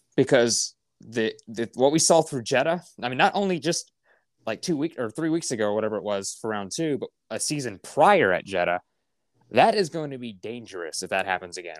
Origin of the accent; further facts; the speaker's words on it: United States; being an American F one fan